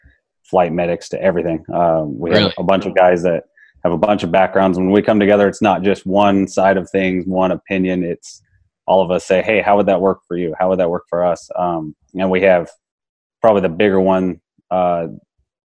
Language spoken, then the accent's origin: English; Arizona, United States; I'm from Arizona